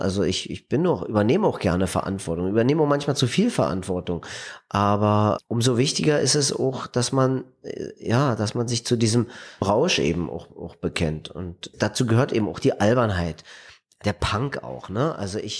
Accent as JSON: {"language": "German", "region": "East Germany", "country": "Germany", "tie": "born or raised there", "said": "Ich bin im Land groß geworden, da gab es mal irgendwann die Utopie eines gerechten Staates"}